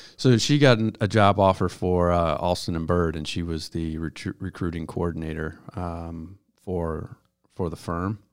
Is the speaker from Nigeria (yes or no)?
no; Buffalo, New York, United States; moved away as an adult; I grew up in Buffalo and I graduated from high school, went down to New York City for college